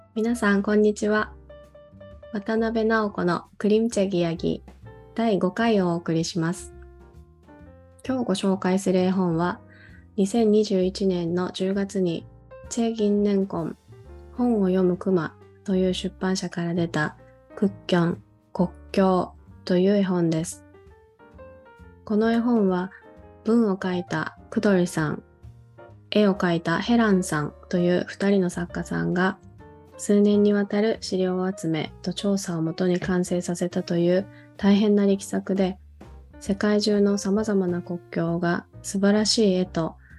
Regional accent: South Korea; moved away; 私自身も韓国で子供時代を送った

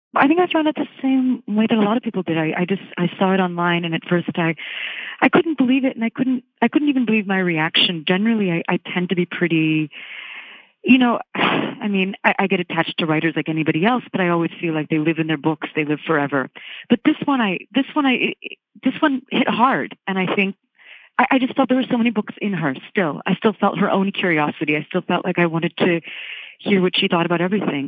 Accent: Virginia, United States; I grew up in Virginia

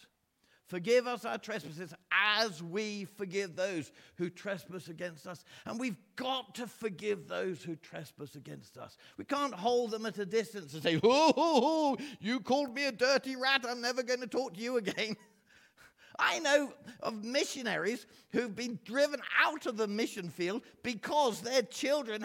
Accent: England, United Kingdom; asked me where I came from. I said, England

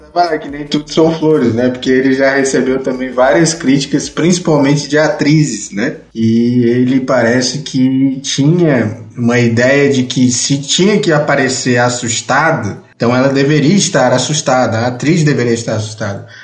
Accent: Brazil; nós, como brasileiros

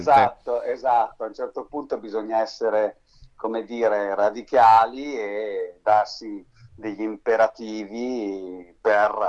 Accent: Bern, Switzerland; born there; Sì, diciamo che sono nato a Berna in Svizzera interna, mia mamma è spagnola di Madrid, mio papà è del sud Italia, è lucano, sono cresciuto sempre tra frontiera

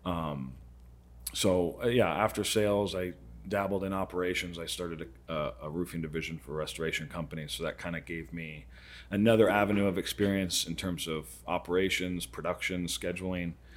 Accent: Arizona, United States; I've been roofing in Arizona for twenty-five years, so almost my whole life.

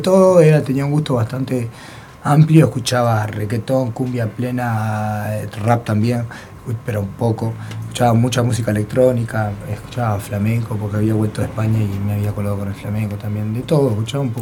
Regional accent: Montevideo, Uruguay; soy uruguayo. Yo nací en la comercial, en verdad. A los dos años me voy al cerro, a la casa de mis abuelos que vivían en el cerro.

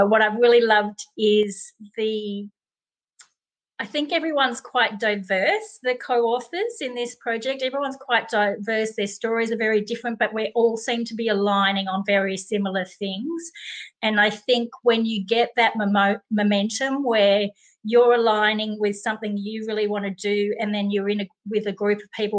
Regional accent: Melbourne, Victoria, Australia; moved away as an adult; also born or lived in United States / United Kingdom / Europe; I am from Melbourne, Australia, but I have lived in other places around the world, including the US and the UK and Europe

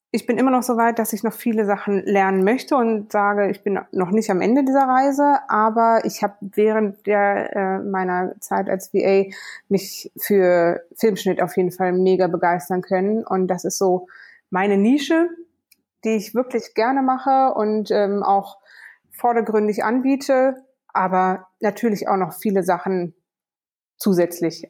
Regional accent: Kassel, Hesse, Germany; moved away; bin groß geworden in Kassel in Deutschland

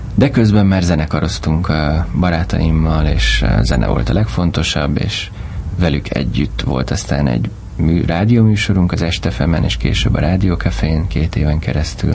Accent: Budapest, Hungary; Pestlőrincen nőttem föl, hmm. Budapesten

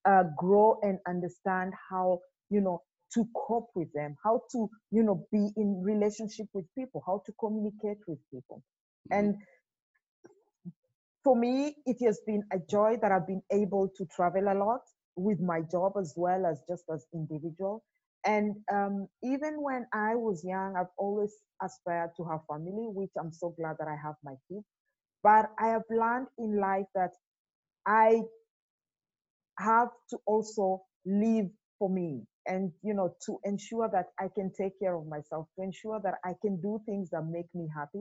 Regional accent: Kenya; moved away as an adult; also born or lived in Dubai; now in Germany; Originally I come from Kenya, and I have lived and worked in Dubai for 7 years before I moved to Germany.

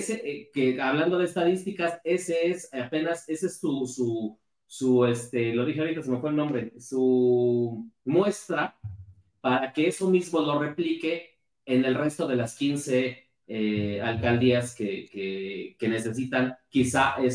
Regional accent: Mexico City, Mexico; yo siendo como este capitalino

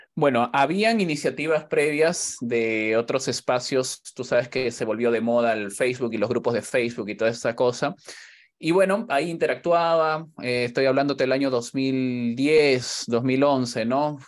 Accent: Callao, Peru; now in Spain; en el barrio, yo soy del Callao

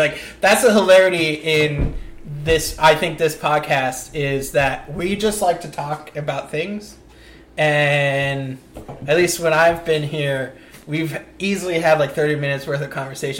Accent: Franklin, New Jersey, United States; born or raised there

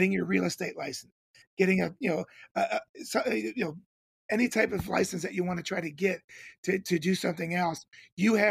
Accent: Cincinnati, Ohio, United States; I grew up in Cincinnati, Ohio

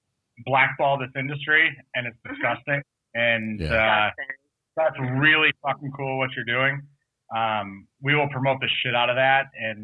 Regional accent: Michigan, United States; now in New Jersey, United States; we're from Michigan originally.

